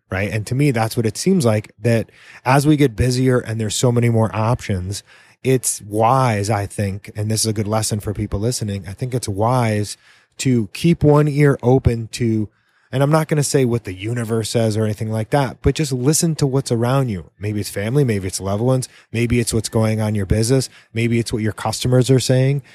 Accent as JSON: {"language": "English", "region": "New England", "country": "United States", "moved": "yes", "lives_now": "Key West, United States", "said": "I'm from New England originally"}